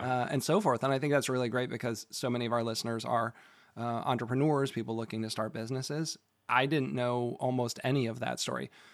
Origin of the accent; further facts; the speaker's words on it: Massachusetts, United States; moved away; also born or lived in Providence, Rhode Island; I'm from Massachusetts